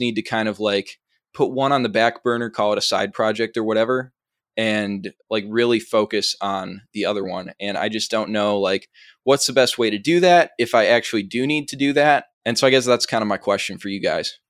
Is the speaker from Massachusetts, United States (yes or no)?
no; Chicago, Illinois, United States; accent: Chicago; I'm from the suburbs of Chicago